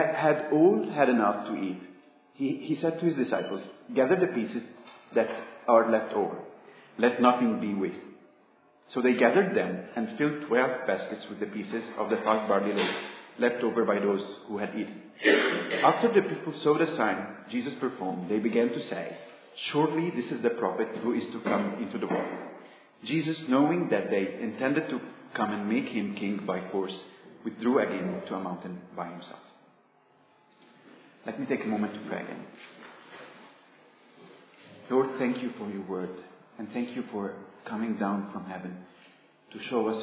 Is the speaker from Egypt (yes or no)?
yes; Egypt; moved away; I come from Egypt. And it might be a bit strange for you that an Egyptian student is preaching